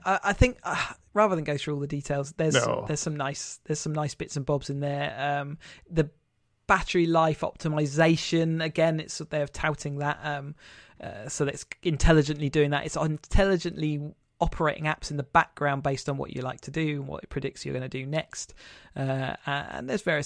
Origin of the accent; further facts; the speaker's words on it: England, United Kingdom; I'm just being too English.